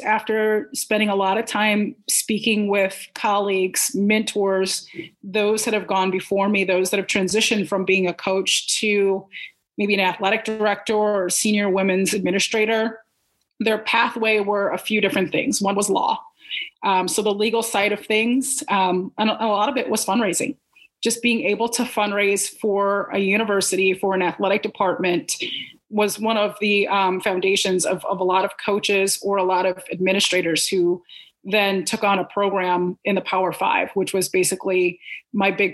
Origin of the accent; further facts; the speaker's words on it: Frankfort, Illinois, United States; moved away as an adult; also born or lived in Columbus, Ohio; Chicago, where I'm from. I'm from Frankfort, Illinois, the suburbs